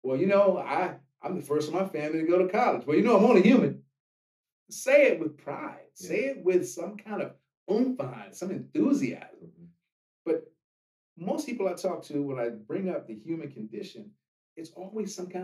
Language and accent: English; Washington, District of Columbia, United States; moved away as an adult; now in Los Angeles, United States; I'm not from here. And for those that are listening, we're in Los Angeles now, but I came from Washington, D.C. And I moved out here when I was 24 years old